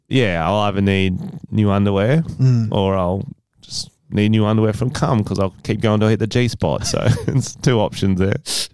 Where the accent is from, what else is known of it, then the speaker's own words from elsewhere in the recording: Mississippi, United States; My accent's changed a little bit, but I'm a little Mississippi Southern Belle.